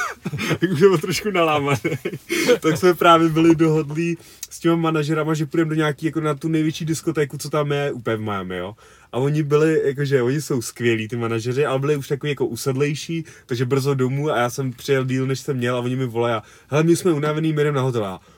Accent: Czechia; jsem z České republiky

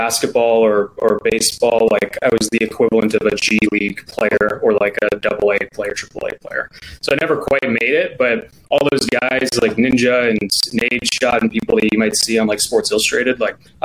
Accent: Grayslake, Illinois, United States; I grew up, I went to Grays Lake Schools, which if you are in Chicagoland area, it's about 45 minutes north of the city

